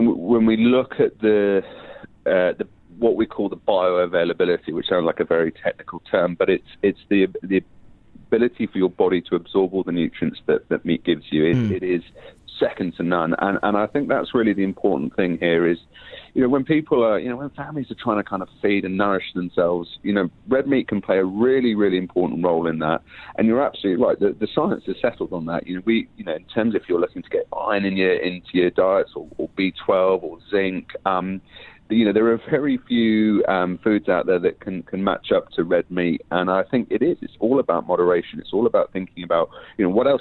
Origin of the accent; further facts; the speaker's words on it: England, United Kingdom; now in New Zealand; I'm an Englishman by birth